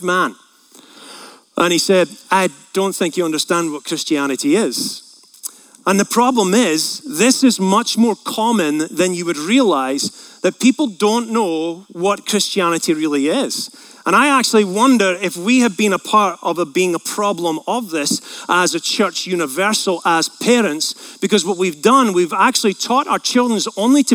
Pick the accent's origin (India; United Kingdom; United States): United Kingdom; Scotland; moved away; I'm from Scotland